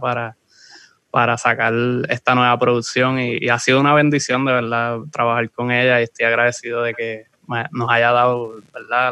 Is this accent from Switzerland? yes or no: no; Aguada, Puerto Rico; soy de Aguada